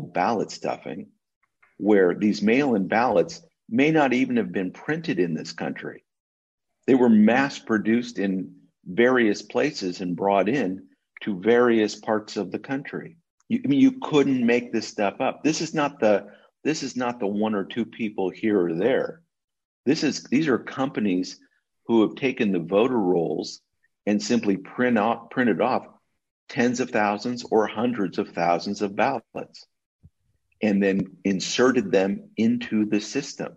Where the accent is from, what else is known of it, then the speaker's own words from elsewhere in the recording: California, United States; I'm a Californian